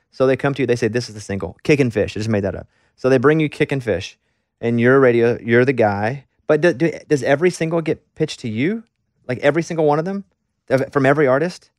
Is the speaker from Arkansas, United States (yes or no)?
yes; Arkansas, United States; moved away as an adult; I'm a dude from Arkansas